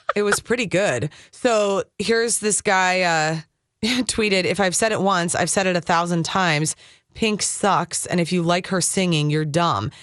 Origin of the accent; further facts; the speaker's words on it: Minnesota, United States; I was born and raised in Minnesota.